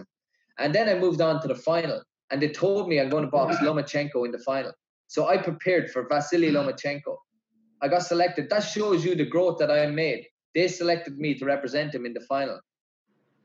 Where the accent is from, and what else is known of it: Ireland